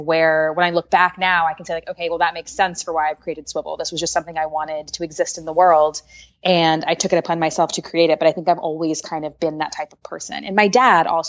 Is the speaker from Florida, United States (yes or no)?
no; Washington, District of Columbia, United States; I grew up in Washington, D.C.